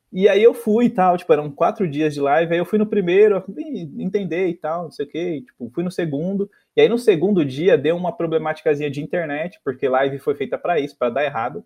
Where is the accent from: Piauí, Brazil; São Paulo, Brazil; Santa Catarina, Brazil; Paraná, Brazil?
São Paulo, Brazil; eu sou do Sapopemba